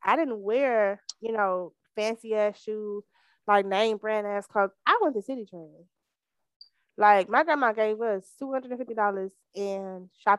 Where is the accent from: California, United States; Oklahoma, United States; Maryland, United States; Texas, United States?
Texas, United States; Missouri City; I'm from Mo City